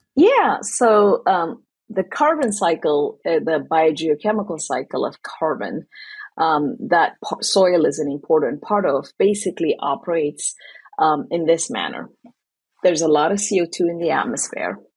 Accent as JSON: {"language": "English", "town": "Asmara", "country": "Eritrea", "tie": "born or raised there", "moved": "as an adult", "lives_now": "United States", "said": "I grew up in East Africa in Eritrea. So, in the capital city of Eritrea, in Asmara, is where I was born and raised"}